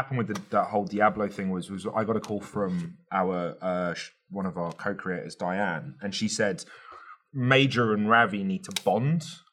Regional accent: United Kingdom; even as a Brit

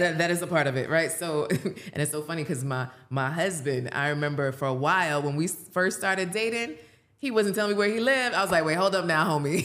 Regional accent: Jamaica; I'm Jamaican.

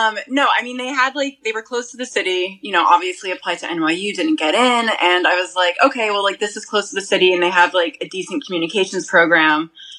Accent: Boston area, Massachusetts, United States; moved away as an adult; also born or lived in Long Island, New York; now in New York, United States

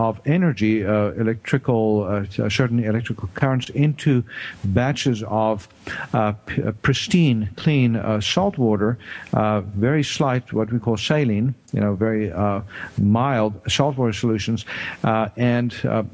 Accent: South Africa; moved away as an adult; now in United States; I grew up in South Africa and did my medical training there

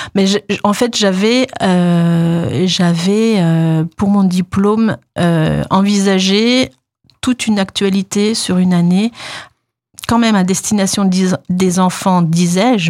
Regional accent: Deyvillers, Grand Est, France; also born or lived in Nancy; je suis de la région, hein, je suis d'Épinal, de déviller précisément.

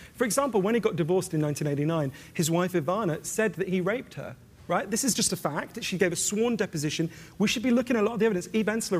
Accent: United Kingdom; as a British person

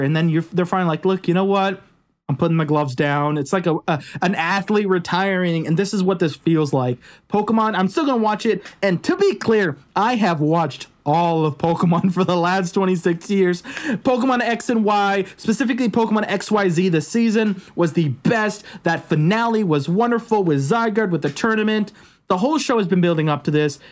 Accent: Los Angeles, California, United States; it was filmed in my hometown

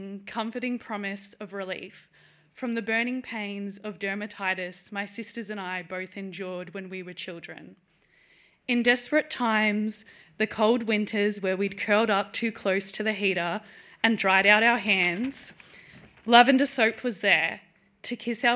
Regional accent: Melbourne, Victoria, Australia; I'm from Melbourne in Australia

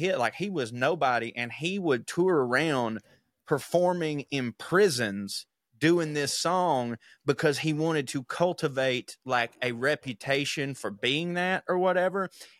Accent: Texas, United States; also born or lived in Oklahoma; I consider myself a Texan. I grew up in Texas and Oklahoma.

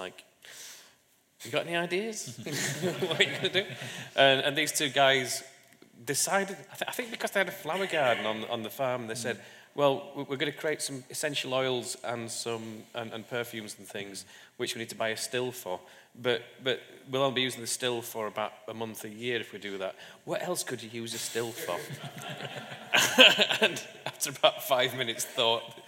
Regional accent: Barnsley, Yorkshire and the Humber, United Kingdom; moved away as an adult; now in London, United Kingdom; I was born in Barnsley to a working class family

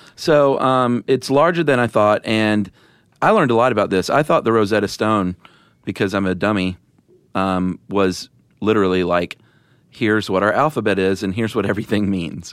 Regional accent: the South, United States; accent: Southern; since I'm from the South, I soften my T

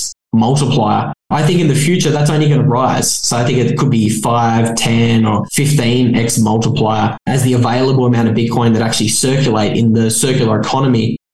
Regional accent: Australia; moved away; based in Australia, what used to be my home country

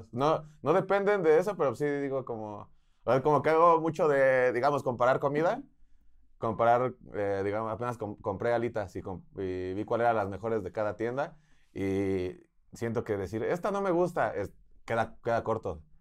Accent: Spain; y yo ah, español

